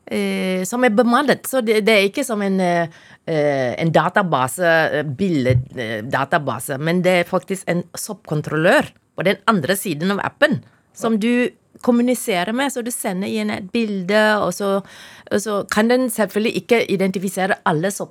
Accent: Taiping, Perak, Malaysia; now in Norway; Jeg kommer fra Malaysia.

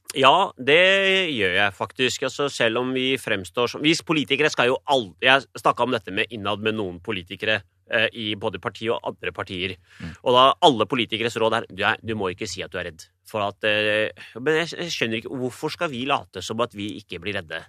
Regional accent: Oslo, Norway; jeg er født og oppvokst i Iladalen i en kommunal bolig.

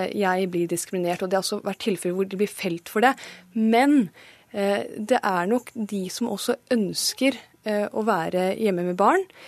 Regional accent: Pakistan; now in Norway; jeg er født i Pakistan

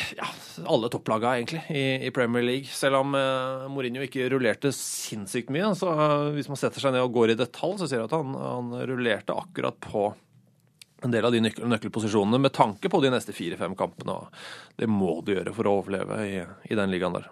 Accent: Oslo, Norway; Jeg er oppvokst på Oslo øst

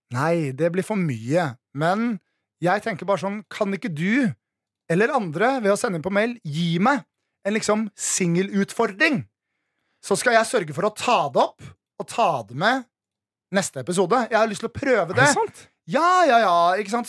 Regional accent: Nesodden, Akershus, Norway; moved away; Jeg var hjemme på Nesodden

